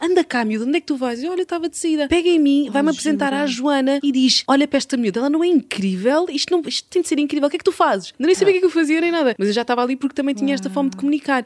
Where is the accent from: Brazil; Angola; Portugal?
Angola; Cabinda; moved away; a cidade onde eu nasci, algo assim. Uhum. em Cabinda.